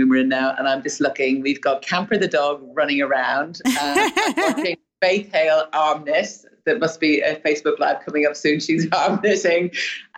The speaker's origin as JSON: {"language": "English", "country": "Ireland", "moved": "yes", "lives_now": "United States"}